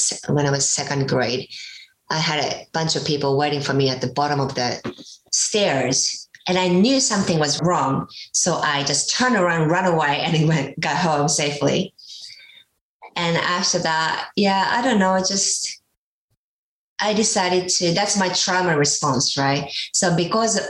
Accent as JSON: {"language": "English", "country": "Japan", "tie": "born or raised there", "moved": "yes", "said": "I grew up in Japan, and women supposed to just follow men or listen to authorities"}